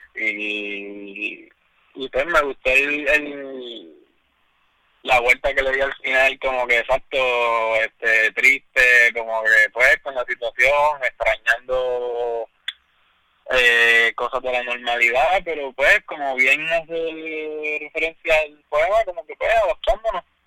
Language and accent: Spanish; Puerto Rico; nosotros como puertorriqueños